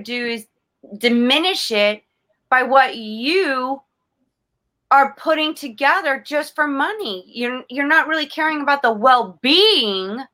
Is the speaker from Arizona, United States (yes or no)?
no; South Florida, United States; I was born and raised in South Florida